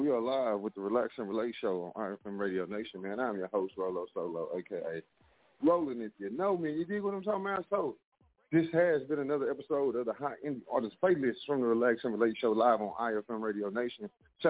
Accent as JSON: {"language": "English", "town": "Mineola", "region": "Texas", "country": "United States", "also_born_or_lived": "Dallas, Texas", "moved": "as an adult", "lives_now": "Detroit, United States", "said": "We just relocated up here in the Midwest in Detroit, man, from Dallas, Texas. Actually, man, I'm from East Texas, Mineola, Texas"}